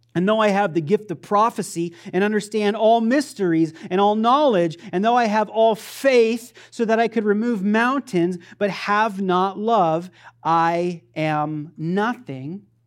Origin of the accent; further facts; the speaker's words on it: Pahrump, Nevada, United States; I grew up in Pahrump.